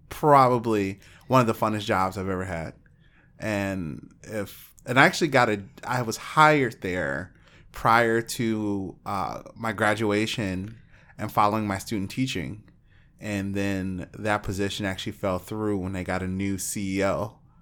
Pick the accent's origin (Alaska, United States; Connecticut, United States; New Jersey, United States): Alaska, United States; moved away; I lived in a town of twelve hundred people